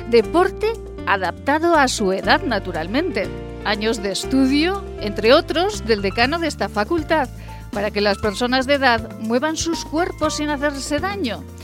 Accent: Aragon, Spain; Somos la tierra de Goya, entre otras grandezas.

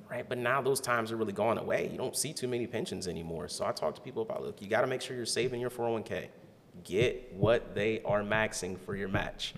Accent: Canton, Ohio, United States; also born or lived in Alabama; now in Columbus, United States; I grew up in Canton, Ohio. Uh, I was born in Alabama

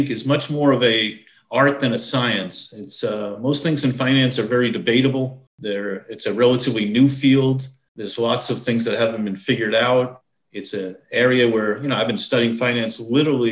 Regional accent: New York, United States; being a New Yorker

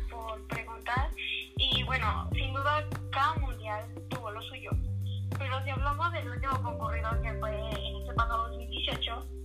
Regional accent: Mexico; mi México querido

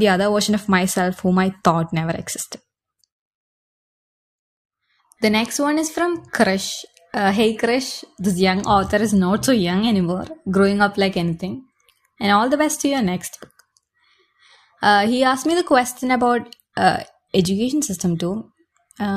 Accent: Kochi, Kerala, India; I am from India, Kerala, Kochi, God's own country, Devathinte Swantham Nadu

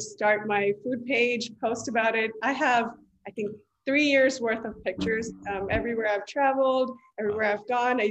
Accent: East Bay, California, United States; also born or lived in Punjab, India / San Ramon, California; I was born in India, in Punjab. I moved here when I was 10 years old. And I've lived in East Bay my whole life. I grew up in Hayward, Fremont, and then moved to San Ramon.

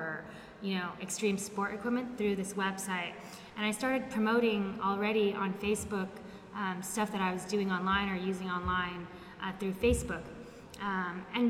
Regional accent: Los Angeles, California, United States; moved away as an adult; now in Barcelona, Spain; I'm born and raised in Los Angeles, California, and I moved to Barcelona 6 years ago

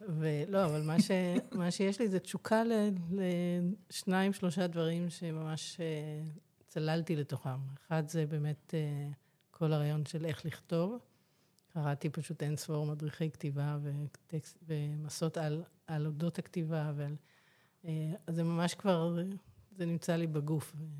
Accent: Ramat Gan, Tel Aviv District, Israel; also born or lived in Glasgow, Scotland; ואני נולדתי שם, אז ככה זה יוצא ש, אה, בקיצור, מגיל שנה אני פה, ברמת חן, ברמת גן.

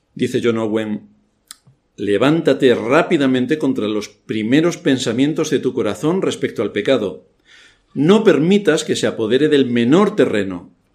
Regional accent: Spain; Yo soy español, tengo mi pasaporte español

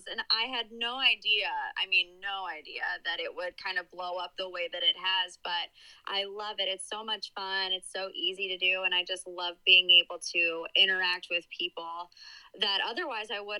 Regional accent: Cleveland, Ohio, United States; also born or lived in West Virginia; So I was born and raised in Cleveland. I live there now. Uh, I lived in West Virginia for a little bit, but actually I went to college there.

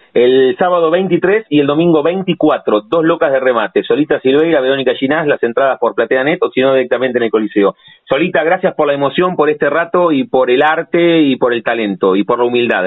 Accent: La Plata, Buenos Aires Province, Argentina; los que nacimos aquí en La Plata

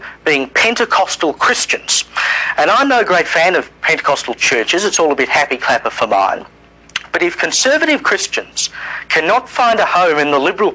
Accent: South Australia, Australia; my home state of South Australia

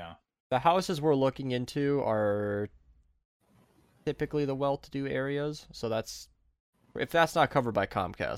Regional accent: Minnesota, United States; I'm from Minnesota

